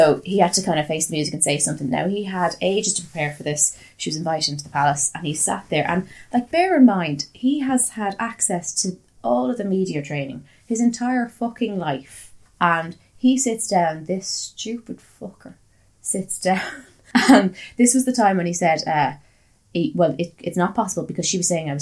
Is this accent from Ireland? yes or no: yes; Ireland; I'm Irish